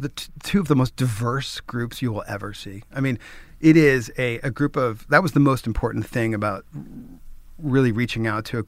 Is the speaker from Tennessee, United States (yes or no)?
no; New York, United States; I'm a New Yorker